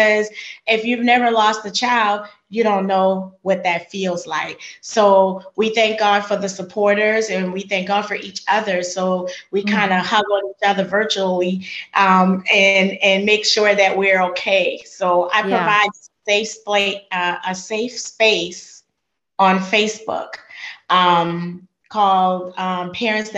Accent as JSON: {"language": "English", "town": "Charleston", "region": "South Carolina", "country": "United States", "moved": "as an adult", "lives_now": "Georgia, United States", "said": "I'm not from Georgia. I've only been to Georgia 5 years. I'm from Charleston, South Carolina"}